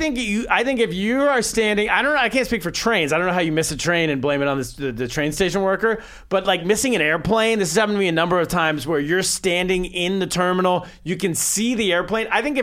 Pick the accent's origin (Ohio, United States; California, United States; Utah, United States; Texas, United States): California, United States; I'm from California, but you can't tell that by talking to me.